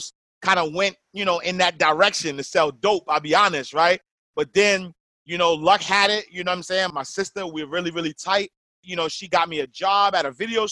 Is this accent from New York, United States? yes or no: yes; New York City, New York, United States; I'm a kid from Harlem, New York, typical urban story.